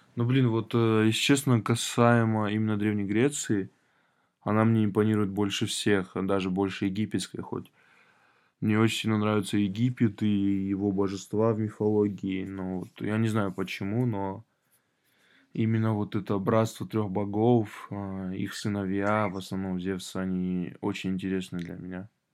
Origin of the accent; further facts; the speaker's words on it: Vladikavkaz, North Ossetia–Alania, Russia; Мы с хэтагом из Владикавказа